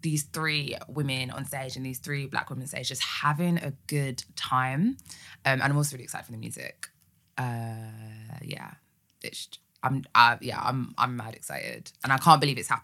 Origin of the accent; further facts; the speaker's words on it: Essex, East of England, United Kingdom; I was an Essex girl